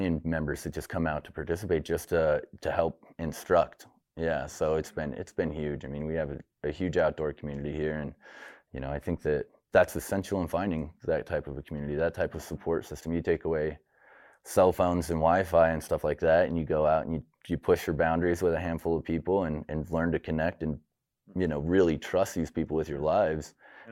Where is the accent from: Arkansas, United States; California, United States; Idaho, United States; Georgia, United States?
Idaho, United States; Pocatello; I was born and raised here in Pocatello